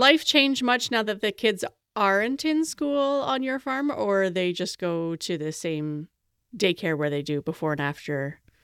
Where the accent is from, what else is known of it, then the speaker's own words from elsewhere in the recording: Canada; I'm Canadian